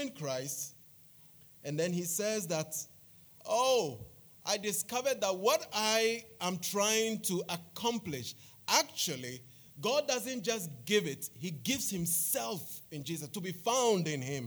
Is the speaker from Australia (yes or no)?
no; Accra, Greater Accra, Ghana; Bubuyashi is one of the finest suburbs in Accra